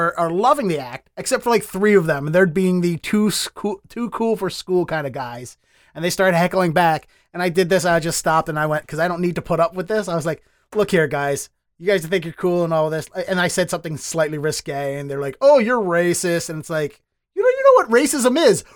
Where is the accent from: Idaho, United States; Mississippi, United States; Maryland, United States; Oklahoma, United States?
Maryland, United States; Baltimore; moved away as an adult; now in Boston, United States; I'm from Baltimore